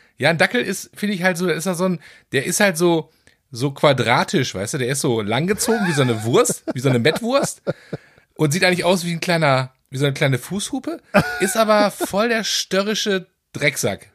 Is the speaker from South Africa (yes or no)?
no; North Rhine-Westphalia, Germany; als Westfale